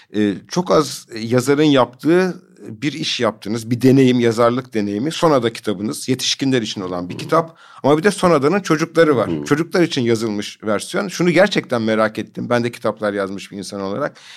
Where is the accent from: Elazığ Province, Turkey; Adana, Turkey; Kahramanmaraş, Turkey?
Adana, Turkey; ben de Adanalıyım